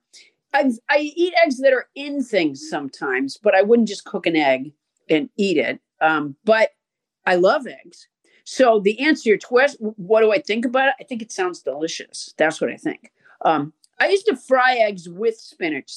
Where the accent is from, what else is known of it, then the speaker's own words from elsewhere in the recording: Massachusetts, United States; moved away; I'm from Massachusetts